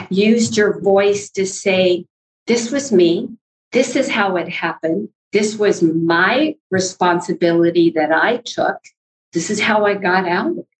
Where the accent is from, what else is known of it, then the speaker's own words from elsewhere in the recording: north of Ukiah, California, United States; moved away as an adult; we're up north of Ukiah, and that's where I was raised and went to school